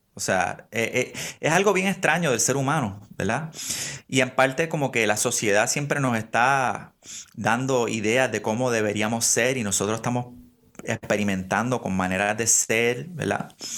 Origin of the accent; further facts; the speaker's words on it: Puerto Rico; nos criamos cristianos en Puerto Rico